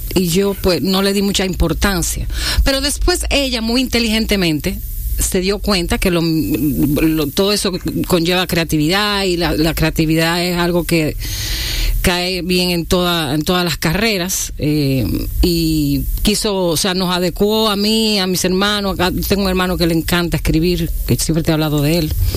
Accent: La Vega, Dominican Republic; me crié en un pueblo, en La Vega.

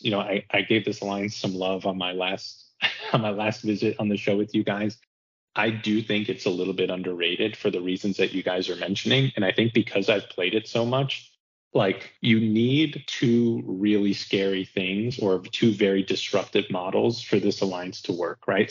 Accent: New Jersey, United States; I'm from the United States, from New Jersey.

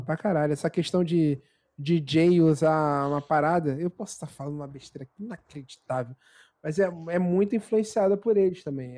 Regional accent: Baixada Fluminense, Rio de Janeiro, Brazil; Sou da Baixada

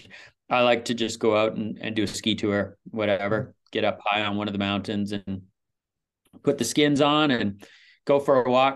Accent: Vancouver Island, British Columbia, Canada; moved away as an adult; also born or lived in Saskatchewan; now in Whistler, Canada; my parents moved us out of there when I was very young, and I was raised on Vancouver Island

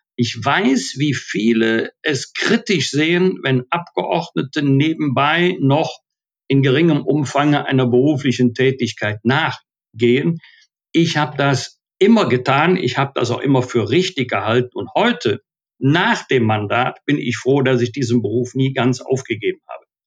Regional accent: Bergisch Gladbach, North Rhine-Westphalia, Germany; Ich war ja auch 20 Jahre Mitglied im Rat meiner Heimatstadt Bergisch Gladbach

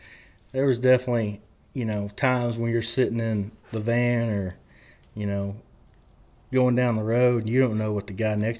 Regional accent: Lubbock, Texas, United States; I'm from Lubbock. I live in Lubbock, But after a while, it's like, no, I am from that part of the world, and I'm proud to be from there.

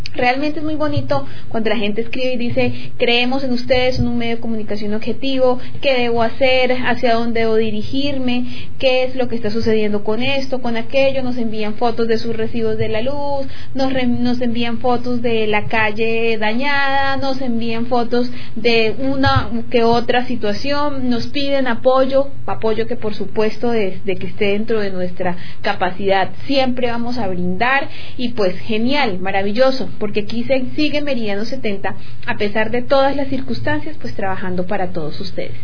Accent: Llanero, Llanos Orientales, Colombia; Eso somos los llaneros

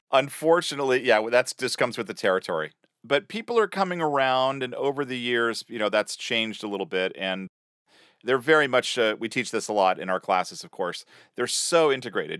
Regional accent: Sacramento, California, United States; School band, Sacramento, California, my hometown.

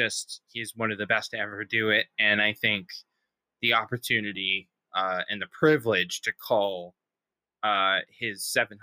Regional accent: New Hampshire, United States; my home state of New Hampshire, the great state of New Hampshire

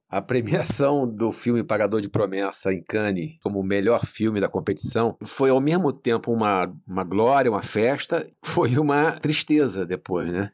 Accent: Rio de Janeiro, Brazil; moved away as an adult; also born or lived in São Paulo; now in Natal, Brazil; Eu nasci em São Paulo por acaso e com meses de idade já, eu já estava na cidade que morei boa parte da minha vida, o Rio de Janeiro

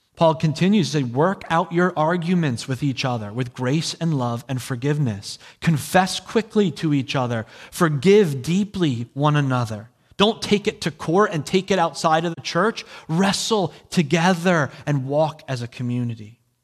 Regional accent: New Jersey, United States; I'm from New Jersey

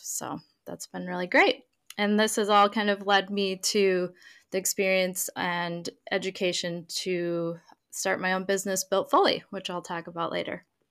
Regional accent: Minneapolis, Minnesota, United States; moved away as an adult; also born or lived in Sydney / Stockholm / London; now in Greater Boston area, United States; I am initially from Minneapolis, Minnesota, in the U S, um, and now I live in a seaside town in the Greater Boston area.

